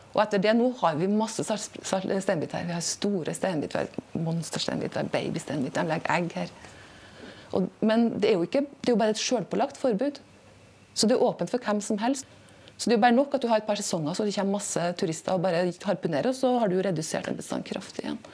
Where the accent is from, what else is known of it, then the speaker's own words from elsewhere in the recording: Snåsa, Trøndelag, Norway; moved away as an adult; also born or lived in Tromsø; now in Bodø, Norway; Opprinnelig så er jeg fra Snåsa. Så jeg vokste opp uten noe kontakt med havet